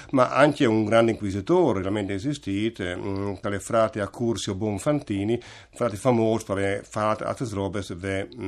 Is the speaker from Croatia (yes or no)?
yes; Buje, Istria County, Croatia; Buie, diciamo, ecco, diciamo, non il cognome, sono